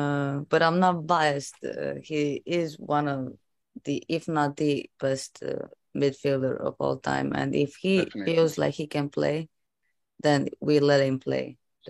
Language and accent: English; Croatia; I'm from Croatia